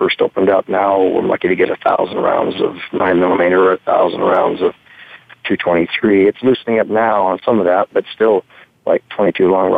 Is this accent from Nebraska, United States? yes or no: yes; Omaha, Nebraska, United States; Omaha, but had a lot of rural ties